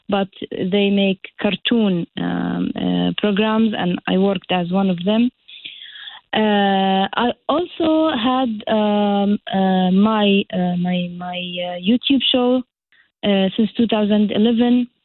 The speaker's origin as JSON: {"language": "English", "country": "Jordan", "tie": "born or raised there", "moved": "as an adult", "lives_now": "Bridgeport, United States", "said": "Actually, uh, I grew up in Jordan, uh, Jordan country, which is in the Middle East. It's a small country, but uh, the people there are great. I uh, finished my school and uh, college life uh, and worked for there"}